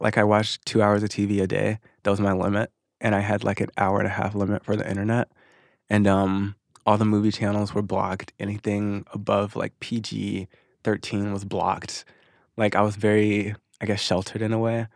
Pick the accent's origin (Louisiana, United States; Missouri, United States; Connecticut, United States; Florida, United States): Missouri, United States; moved away as an adult; also born or lived in Arkansas; now in Los Angeles, United States; I moved to Missouri when I was six. And then I was there ever since until about two and a half years ago when I moved to L